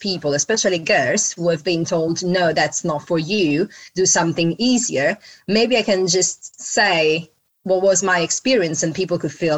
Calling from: London, United Kingdom; From London.

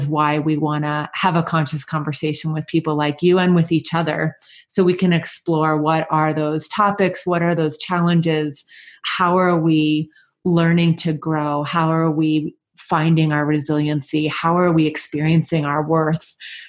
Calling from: Park City, Utah, United States; I am calling in from HeartSpace, our retreat center in beautiful Park City, Utah, in the mountain town

